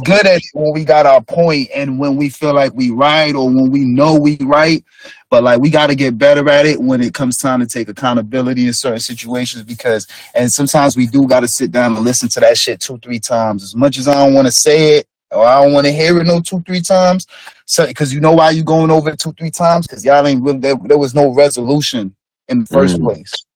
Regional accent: Jamaica; moved away; I'm Jamaican

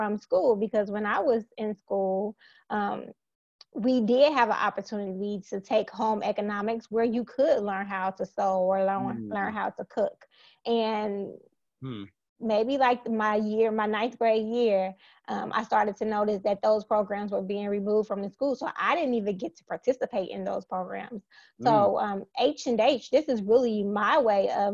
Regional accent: Gary, Indiana, United States; now in Indianapolis, United States; I'm originally from Gary, Indiana, which is still near and dear to my heart

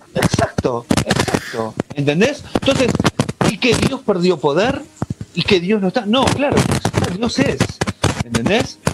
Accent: Argentina; como argentino te lo digo

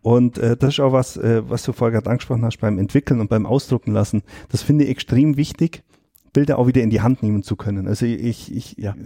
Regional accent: Allgäu, Germany; bei uns im Allgäu

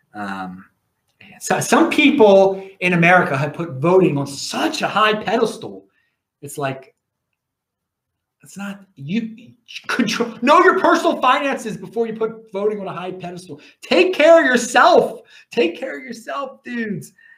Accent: Maryland, United States; I'm from Maryland

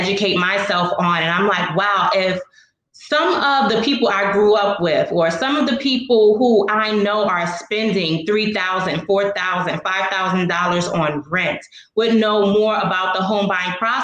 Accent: New York City, New York, United States; I'm a native Brooklynite. I'm actually from the East New York section of Brooklyn

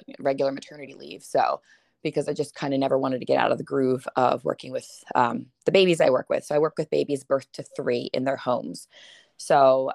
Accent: Limerick, Pennsylvania, United States; I am from Limerick, Pennsylvania

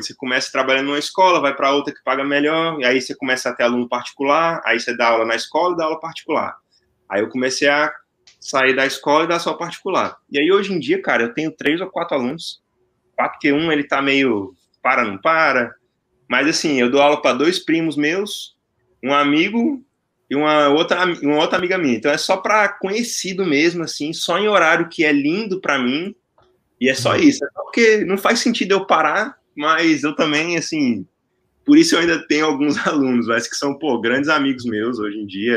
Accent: Brasília, Federal District, Brazil; now in Atlanta, United States; sou de Brasília, falando no momento aqui de, de Atlanta

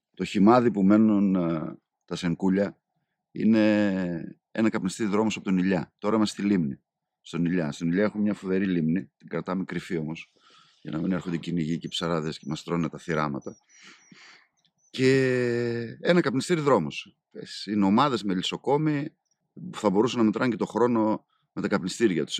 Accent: Karditsa, Thessaly, Greece; moved away as an adult; also born or lived in Heraklion, Crete; Εγώ γεννήθηκα μεγάλος στην Καρδίτσα

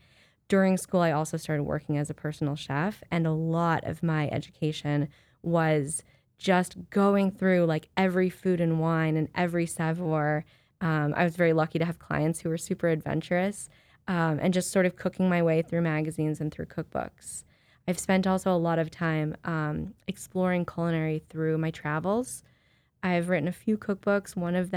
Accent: Ohio, United States; moved away as an adult; now in New York, United States; Well, I'm also from the Midwest. I'm from Ohio.

